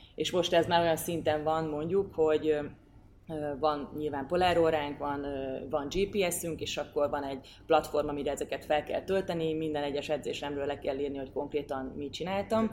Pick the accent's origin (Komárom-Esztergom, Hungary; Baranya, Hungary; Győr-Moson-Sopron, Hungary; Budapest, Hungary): Győr-Moson-Sopron, Hungary; én Győrmoson-Sokról megyei vagyok